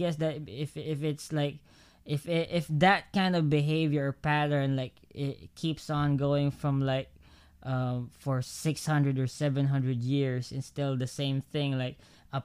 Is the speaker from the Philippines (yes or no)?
yes; Philippines; as a Filipino